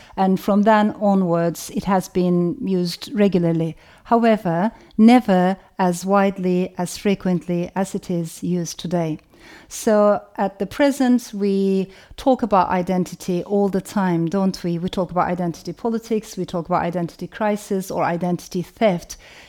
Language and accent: English; Turkey; English is a second language; moved away; also born or lived in Strasbourg, France; I was born in France, in Strasbourg, to Turkish parents. And after a while, my parents got separated. My father stayed in France, and my mother brought me to Turkey because for her, Turkey was the motherland.